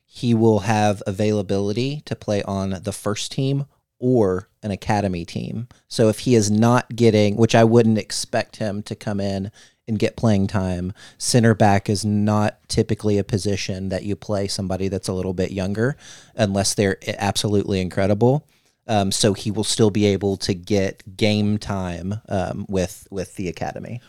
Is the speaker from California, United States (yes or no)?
no; Missouri, United States; I'm from Missouri